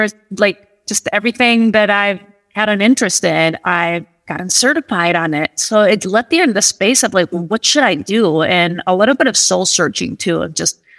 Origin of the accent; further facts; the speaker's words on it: Madrid, Community of Madrid, Spain; moved away as an adult; now in United States; Born and raised in Spain and Madrid, actually